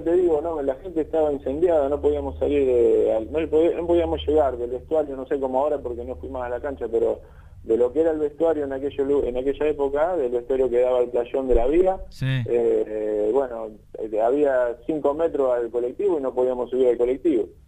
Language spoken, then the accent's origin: Spanish; Villa Constitución, Santa Fe, Argentina; decidimos pegar la vuelta para la ciudad, acá para mi pueblo, Villa Constitución